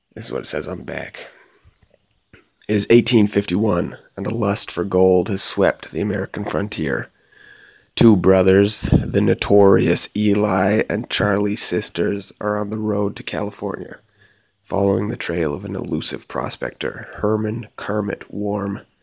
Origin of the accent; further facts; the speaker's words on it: Canada; moved away; growing up in Canada, it's like the cowboy was the archetypal hero